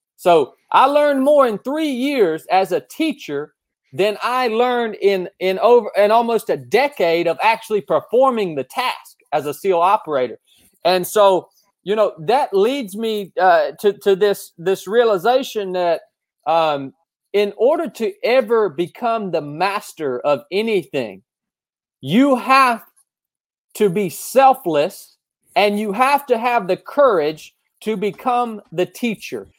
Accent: North Georgia, United States; also born or lived in Appalachian Mountains; I grew up here in North Georgia

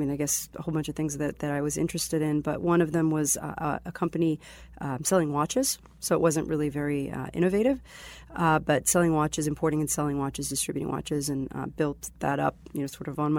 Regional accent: Israel; born there; also born or lived in Boston area, United States; I was born in Israel. And I spent part of my childhood in the Boston area. Uh-huh. And then I moved back to Israel after I went to Northeastern.

